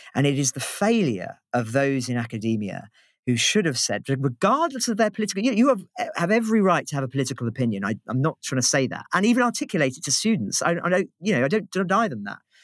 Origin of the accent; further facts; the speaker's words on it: United Kingdom; as a Brit